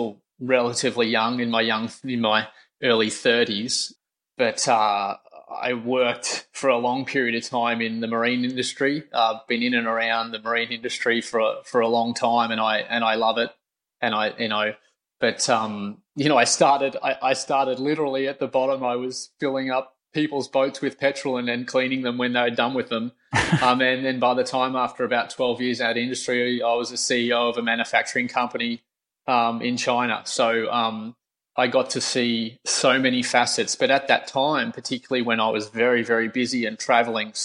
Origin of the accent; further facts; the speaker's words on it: Australia; I'm Australian